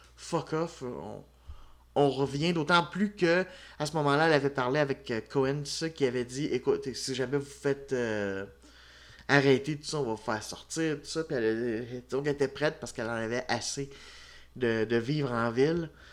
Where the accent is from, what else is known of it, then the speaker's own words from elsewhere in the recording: Quebec, Canada; Je suis un Québécois